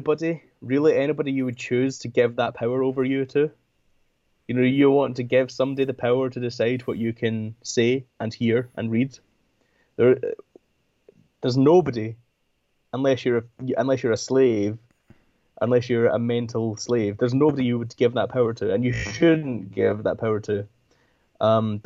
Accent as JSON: {"language": "English", "country": "United Kingdom", "said": "part of being British"}